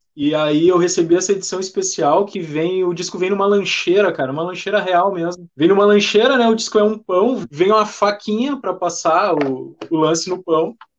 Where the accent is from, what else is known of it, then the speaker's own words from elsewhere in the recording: Porto Alegre, Rio Grande do Sul, Brazil; nós somos de Porto Alegre